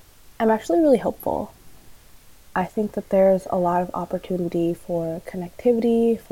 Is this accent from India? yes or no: no; San Francisco Bay Area, California, United States; But I grew up in the San Francisco Bay Area